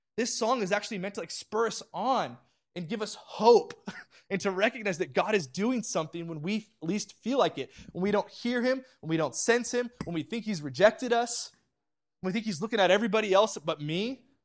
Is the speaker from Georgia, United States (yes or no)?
no; Orange County, California, United States; moved away as an adult; also born or lived in central Pennsylvania; We, we grew up in Orange County